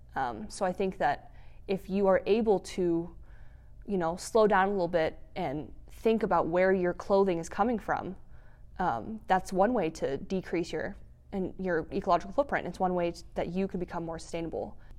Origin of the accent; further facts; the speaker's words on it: Fort Collins, Colorado, United States; now in Grand Junction, United States; I'm not from Grand Junction. I'm from the Front Range, um, near Fort Collins